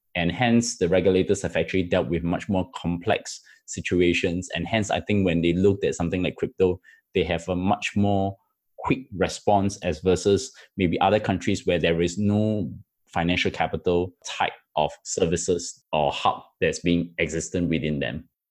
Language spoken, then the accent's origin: English; Singapore; I'm a Singaporean